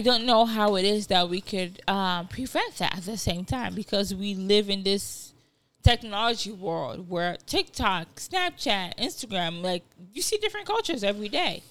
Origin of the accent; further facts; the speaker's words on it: Nigeria; accent: African; first language Yoruba; English is a second language; also born or lived in Rhode Island; now in Chicago, United States; I grew up in Nigeria